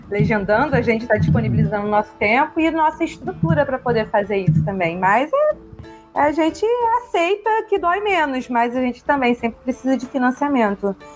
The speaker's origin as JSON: {"language": "Portuguese", "country": "Brazil", "said": "a gente é brasileiro"}